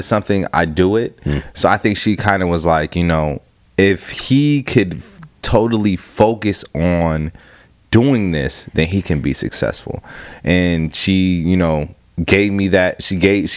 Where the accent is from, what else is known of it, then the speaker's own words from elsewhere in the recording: Cleveland, Ohio, United States; moved away as an adult; also born or lived in Akron, Ohio; now in Rochester, United States; That's where I'm from Cleveland, but I was living in Akron before I moved to Rochester